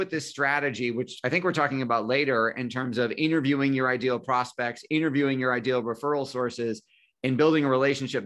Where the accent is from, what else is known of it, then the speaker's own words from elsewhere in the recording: Buffalo, New York, United States; also born or lived in Syracuse, New York; I am in Buffalo, New York, and have been here most of my life, other than going to Syracuse University for undergrad and a brief stint in New York City.